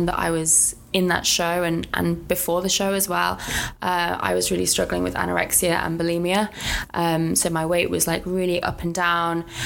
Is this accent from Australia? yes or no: no; Coventry, West Midlands, United Kingdom; now in London, United Kingdom; I'm originally from Coventry, currently living in London